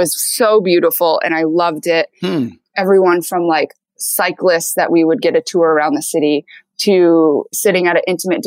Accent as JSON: {"language": "English", "region": "Michigan", "country": "United States", "tie": "born or raised there", "also_born_or_lived": "Seoul, South Korea", "said": "I was raised in Michigan by a Caucasian"}